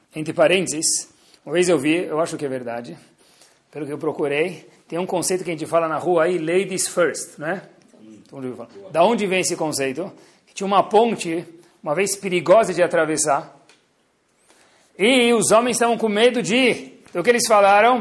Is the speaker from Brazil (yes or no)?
yes; Brazil; nós somos brasileiros e brasileiras